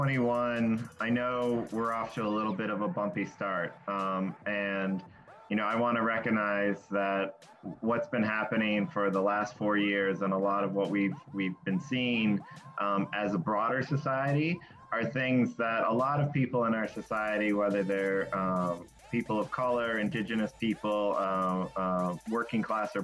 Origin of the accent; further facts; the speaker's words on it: Western US, United States; I grew up on Indian reservations all across the Western U.S.